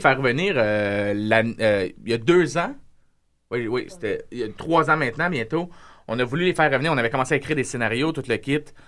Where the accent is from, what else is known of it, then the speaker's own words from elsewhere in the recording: Repentigny, Quebec, Canada; je suis de Repentigny, puis j'ai grandi comme eux autres